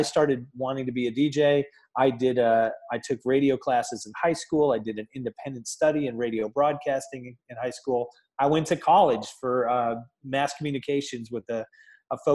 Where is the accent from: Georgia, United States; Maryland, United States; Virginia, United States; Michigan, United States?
Michigan, United States; Chelsea; now in Columbus, United States; my little town of Chelsea, Michigan, just outside of Ann Arbor